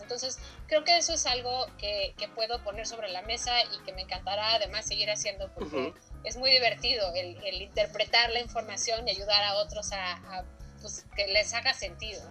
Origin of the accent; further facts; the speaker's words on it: Mexico; tenemos como mexicanos